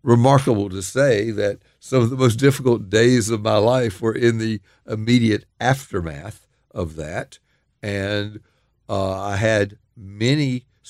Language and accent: English; the South, United States; And as a Southerner, I also tend to believe that expressions of emotion should be bottled up. You know, it's a little bit of a sort of Southern macho culture I grew up in.